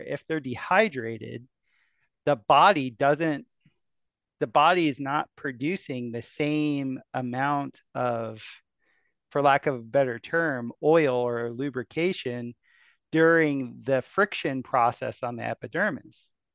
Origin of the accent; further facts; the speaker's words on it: South Florida, United States; I grew up in South Florida